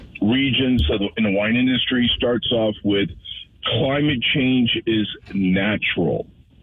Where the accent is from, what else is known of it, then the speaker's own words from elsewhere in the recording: Missouri, United States; You and I grew up here in Missouri.